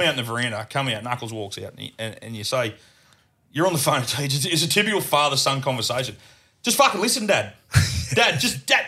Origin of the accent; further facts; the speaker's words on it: Murgon, Queensland, Australia; I'm from Murba. Grew up, grew up. Still there, still there